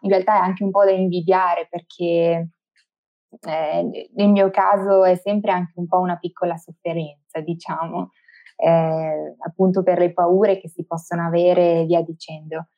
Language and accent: Italian; Verona, Veneto, Italy; moved away as an adult; now in Bolzano, Italy; sono nata e cresciuta a Verona, ma attualmente eh, vivo a Bolzano